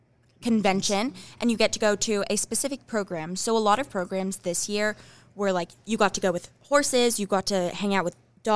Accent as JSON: {"language": "English", "region": "California", "country": "United States", "said": "I'm from California"}